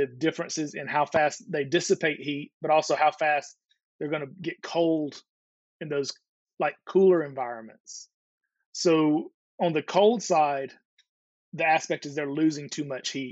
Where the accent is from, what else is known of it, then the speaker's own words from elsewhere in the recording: the South, United States; moved away; also born or lived in Georgia / Alabama / Chicago / South Florida; I grew up in Georgia and Alabama and moved to Chicago.